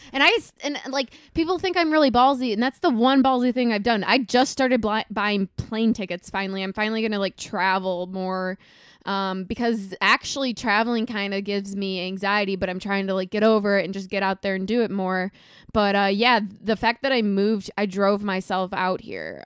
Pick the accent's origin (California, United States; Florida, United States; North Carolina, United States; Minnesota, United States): Minnesota, United States; now in Chicago, United States; I'm from Minnesota, I grew up on a farm.